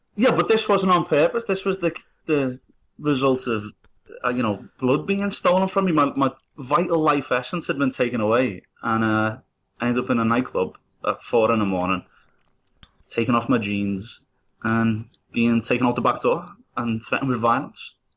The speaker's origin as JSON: {"language": "English", "town": "Liverpool", "region": "North West England", "country": "United Kingdom", "said": "I'm from Liverpool, and it's such a Irish city."}